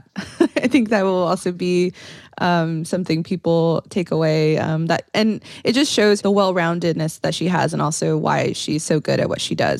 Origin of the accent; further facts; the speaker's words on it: Texas, United States; I'm from Texas